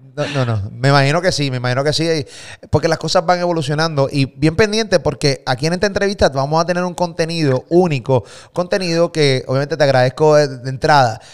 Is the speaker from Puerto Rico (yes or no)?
yes; Puerto Rico; Yo vivo en Puerto Rico, eh, soy puertorriqueño